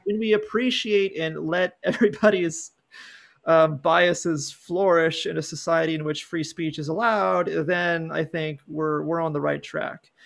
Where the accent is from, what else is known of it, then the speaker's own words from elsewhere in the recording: California, United States; also born or lived in San Diego; I grew up in California, I live in San Diego